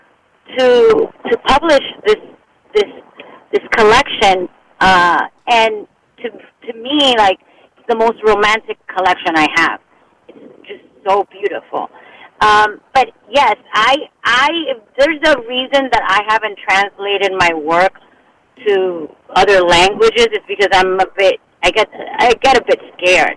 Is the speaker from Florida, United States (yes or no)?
yes; Miami, Florida, United States; now in Los Angeles, United States; I was raised in Miami.